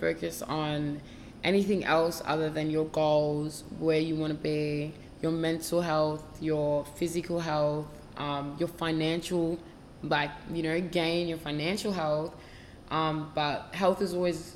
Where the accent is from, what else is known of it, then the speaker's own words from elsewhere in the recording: Melbourne, Victoria, Australia; I'm from Melbourne, Australia